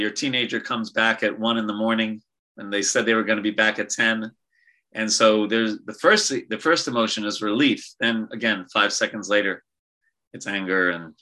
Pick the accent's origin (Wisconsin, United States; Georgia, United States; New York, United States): New York, United States; I'm from New York.